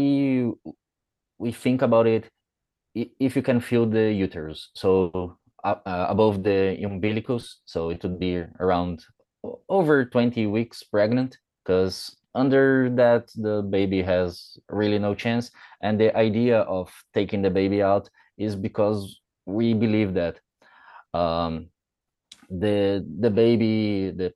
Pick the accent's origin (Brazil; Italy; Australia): Brazil; English is a second language